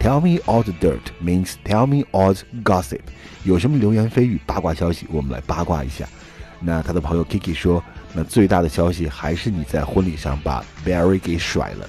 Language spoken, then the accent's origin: Chinese; China; 我们中国人都有一个习惯叫做 noon nap